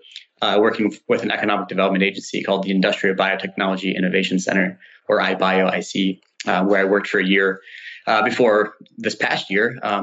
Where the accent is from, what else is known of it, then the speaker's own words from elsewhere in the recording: northern Michigan, United States; moved away as an adult; also born or lived in Notre Dame, Indiana; So I'm originally from the Midwest. I grew up in a small town in northern Michigan.